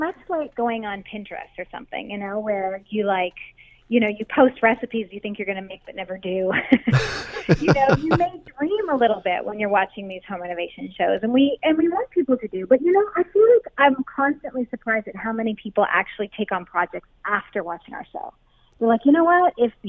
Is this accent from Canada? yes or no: yes; Ontario, Canada; Yeah, we actually were born and raised in Canada. Dave's from Ottawa, and I'm from, I don't know, I'm from all over Ontario.